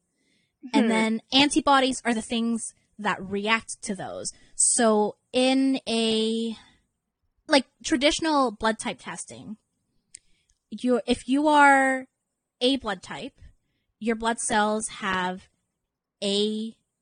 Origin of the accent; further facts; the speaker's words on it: Canada; accent: Canadian; my Canadian accent